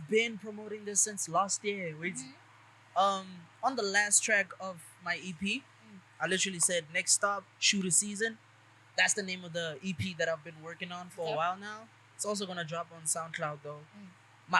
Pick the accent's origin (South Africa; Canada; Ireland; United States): South Africa; Pretoria, Gauteng; I'm from Mami Lodi. I grew up in Mami Lodi